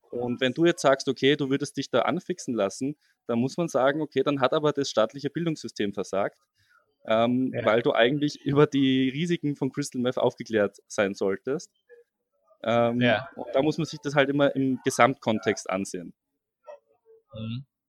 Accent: Austria; now in Passau, Germany; ich komme ja eigentlich aus Österreich

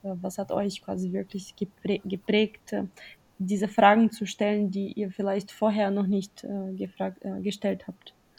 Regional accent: Brazil; moved away; ich komme zum Beispiel aus Brasilien

